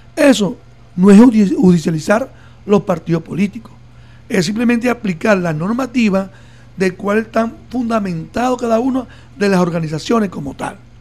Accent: Venezuela; como venezolanos, venezolanas

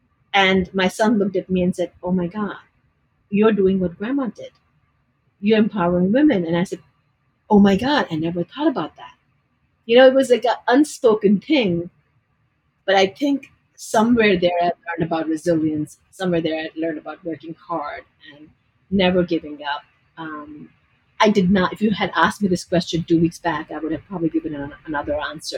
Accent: Delhi, India; moved away as an adult; now in United States; Delhi, India.

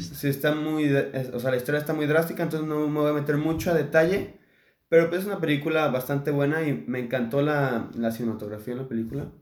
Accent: Mexico; somos mexicanos

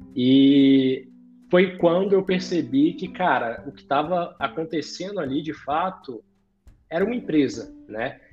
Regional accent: Brasília, Federal District, Brazil; Nascido e criado por aqui mesmo.

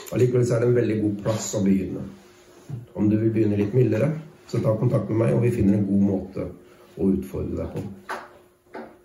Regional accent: Norway; jeg som nordmann

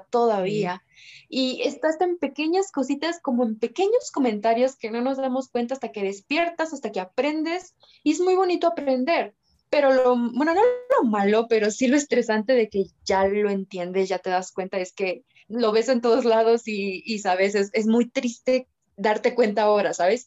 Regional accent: Mexico; also born or lived in Mexico City; Vivo en la Ciudad de México, soy mexicana

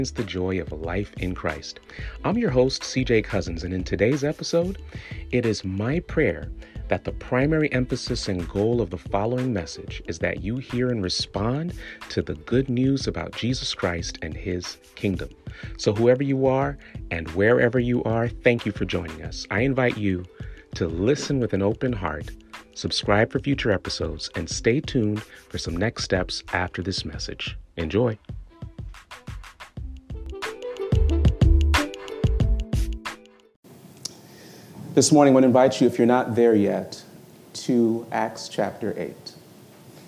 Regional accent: Florida, United States; moved away; also born or lived in New York / Jamaica (ancestry); I grew up in Florida.

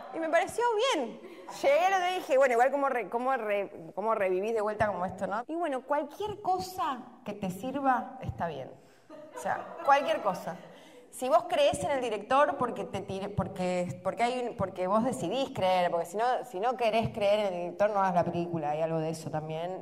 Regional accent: Argentina; Somos igual los argentinos en general

